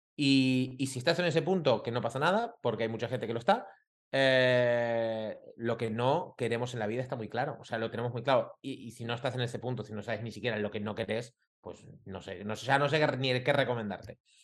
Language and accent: Spanish; Argentina; moved away as an adult; also born or lived in Costa Rica; now in Barcelona, Spain; yo soy argentino, hace 20 años que vivo aquí en Barcelona